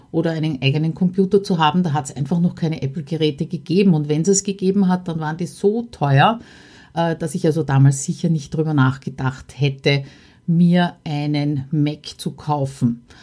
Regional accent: Austria; ein paar Hindernisse, die ich dabei als Österreicherin speziell überwinden habe müssen.

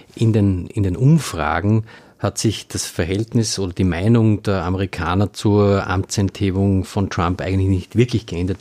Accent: Austria; als äh, Österreicher oder als halbwegs Politik interessierter Österreicher

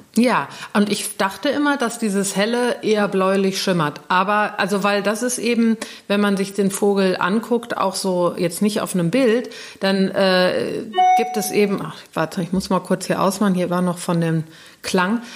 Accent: Cologne, North Rhine-Westphalia, Germany; in Köln, an äh, hier Braunsfeld, wo, wo ich aufgewachsen bin

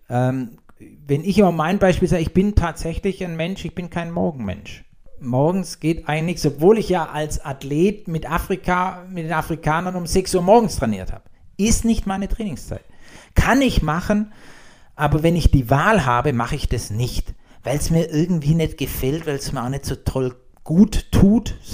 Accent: Baden-Württemberg, Germany; accent: Swabian; um es auf Schwäbisch mal so zu sagen. Gar nicht so schlecht. Heißt, als Schwabe ist es sehr gut.

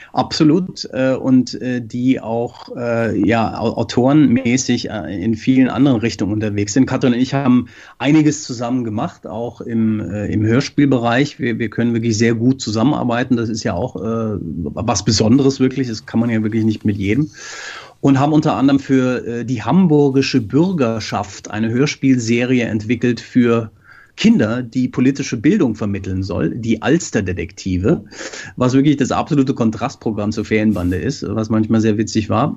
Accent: Frankfurt, Hesse, Germany; moved away as an adult; now in Norway; Wir kommen beide aus Frankfurt und haben da angefangen

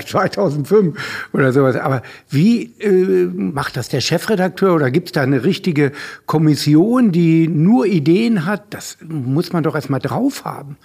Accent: Hanover, Lower Saxony, Germany; Hannover, ich bin ja Hannoveraner

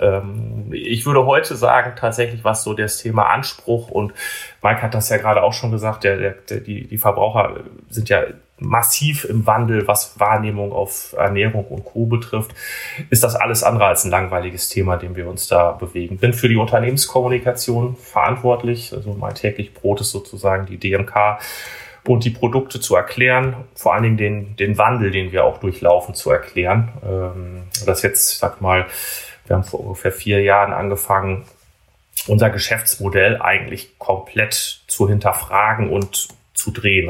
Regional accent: Emsland, Lower Saxony, Germany; moved away as an adult; now in Bremen, Germany; das ist auch quasi der, der Fleck Erde, wo ich groß geworden bin. Also komme gebürtig aus dem Emsland.

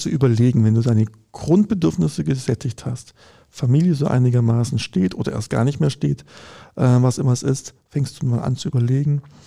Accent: Konstanz, Baden-Württemberg, Germany; Ich komme ich aus Konstanz, da gibt es halt eine Uni am Ort

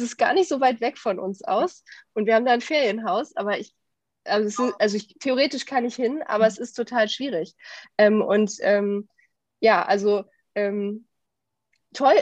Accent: Düsseldorf, North Rhine-Westphalia, Germany; lebe in Düsseldorf, bin auch hier geboren

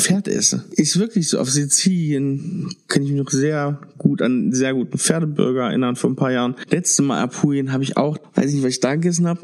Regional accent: Germany; Bin ja auch aus dem Harz

